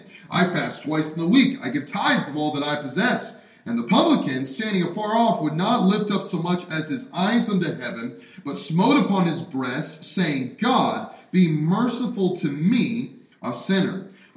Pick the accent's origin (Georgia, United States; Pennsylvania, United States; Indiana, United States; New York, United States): Pennsylvania, United States; also born or lived in Alabama / Wisconsin; Our home is in Alabama, but I spent most of my growing up times, obviously born here, and then growing up in Pennsylvania and Wisconsin, where snow is normal.